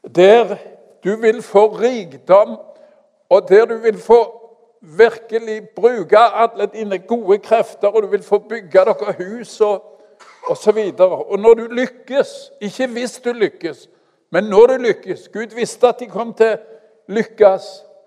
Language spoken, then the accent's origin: Norwegian; Stavanger, Rogaland, Norway; also born or lived in Kenya; Jeg kommer fra Madla.